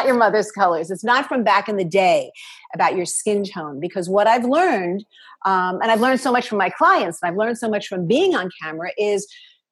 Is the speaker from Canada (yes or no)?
no; New York City, New York, United States; I am from New York City and both my parents were in the garment district.